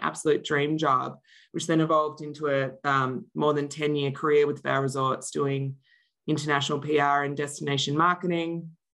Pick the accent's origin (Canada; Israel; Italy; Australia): Australia; moved away as an adult; also born or lived in Melbourne, Australia; now in Denver, Colorado, United States; I live in Denver, Colorado, but I'm originally from Australia